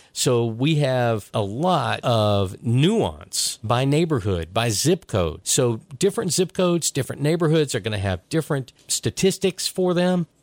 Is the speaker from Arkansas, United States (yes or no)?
no; Chattanooga, Tennessee, United States; I grew up here in Chattanooga